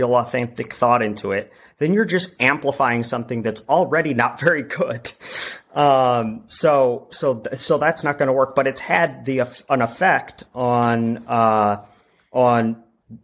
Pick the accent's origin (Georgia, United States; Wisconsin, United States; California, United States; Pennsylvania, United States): Wisconsin, United States; moved away as an adult; now in Chicago, United States; I'm originally from Wisconsin